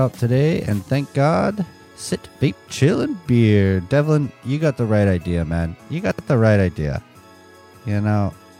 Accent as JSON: {"language": "English", "town": "Calgary", "region": "Alberta", "country": "Canada", "said": "Okay, so I'm from Calgary."}